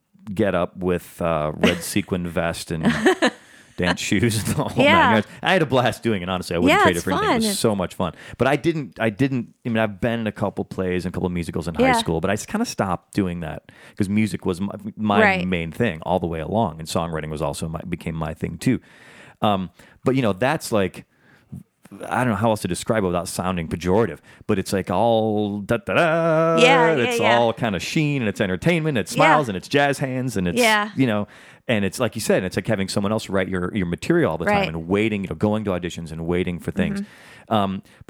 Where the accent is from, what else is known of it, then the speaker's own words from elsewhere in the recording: Chicago, Illinois, United States; now in Los Angeles, United States; back in my hometown of Chicago, I just say, man, I'm here